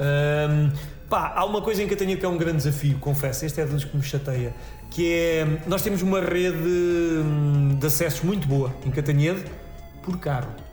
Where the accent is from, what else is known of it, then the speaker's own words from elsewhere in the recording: Cantanhede, Centro, Portugal; also born or lived in Coimbra; É Cantanhede, onde eu cresci e onde vivo novamente